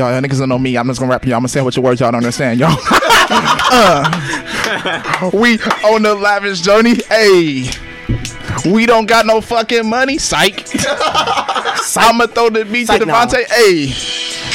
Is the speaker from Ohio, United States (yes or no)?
yes; South Euclid, Ohio, United States; I don't live the streets, but I'm from South Euclid.